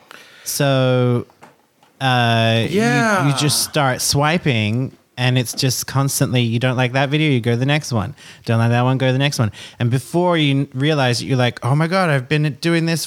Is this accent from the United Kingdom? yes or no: no; Australia; I'm Australian